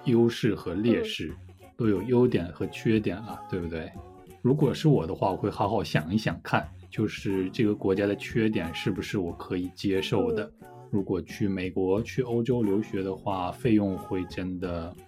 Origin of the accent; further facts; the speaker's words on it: China; moved away; 我在中国出生，而且我生活了二十多年